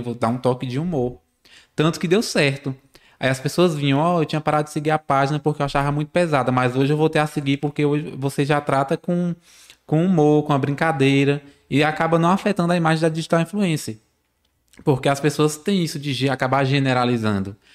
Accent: Barreiras, Bahia, Brazil; nascido e criado aqui em Barreiras

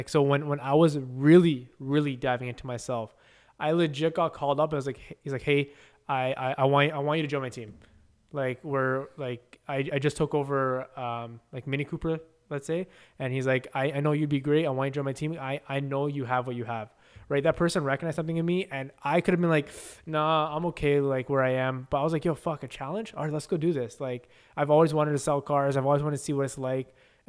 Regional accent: Canada; we'll call it Canadian because we're Canadian dream. The Canadian dream is real.

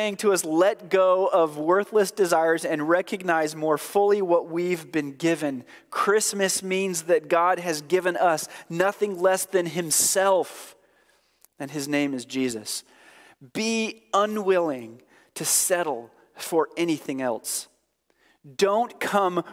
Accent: Oregon, United States; I'm from Oregon

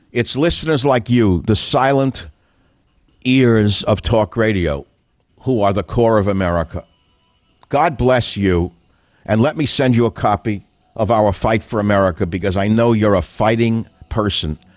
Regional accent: United States; I, as an American, a white boy

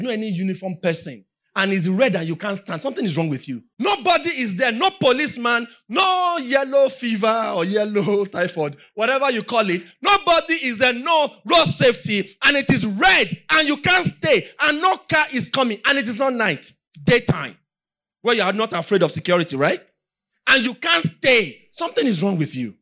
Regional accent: Nigeria; I'm just Nigerian

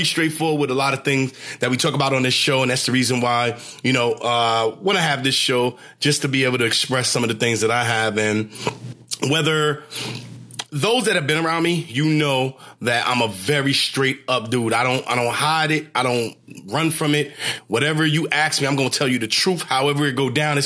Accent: New York City, New York, United States; moved away; a 2 train that I used to ride in to from Brooklyn, Flatbush

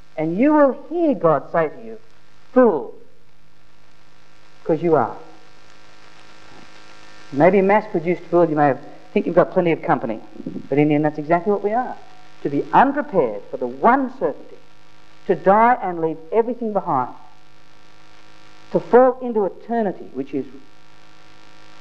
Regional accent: Australia; I'm a proud Australian. I love being Australian.

